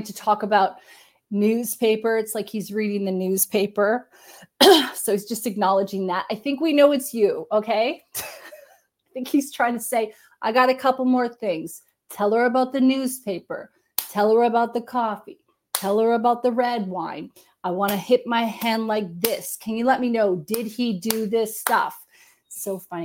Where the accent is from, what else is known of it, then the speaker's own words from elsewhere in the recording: Canada; I'm Canadian